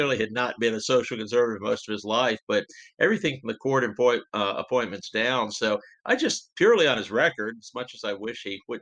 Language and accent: English; Richmond, Virginia, United States; growing up in Richmond, Virginia, the oldest of nine children